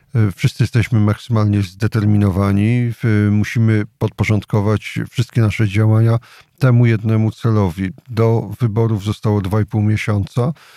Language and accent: Polish; Jasło, Subcarpathian Voivodeship, Poland; Sam pochodzę z takiego typowego miasta powiatowego, czyli Jasła.